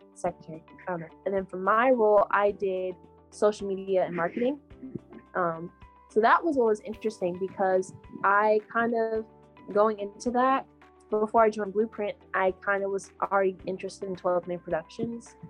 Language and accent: English; Texas, United States; i grew up running in Texas weather